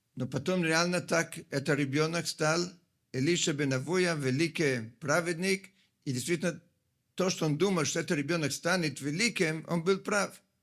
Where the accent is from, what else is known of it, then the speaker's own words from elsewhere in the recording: Italy; Russian is a second language; moved away; Я сам, как много из вас знают, родом из Италии